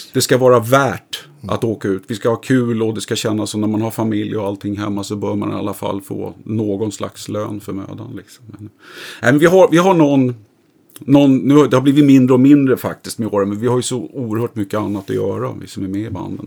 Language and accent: Swedish; Stockholm, Stockholm County, Sweden; also born or lived in Vidja; i Sätra då, där jag är uppvuxen.